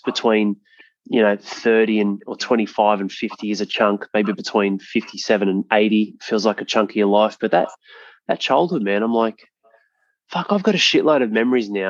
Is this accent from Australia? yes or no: yes; Penrith, New South Wales, Australia; moved away; I went past my hometown. I grew up in Penrith.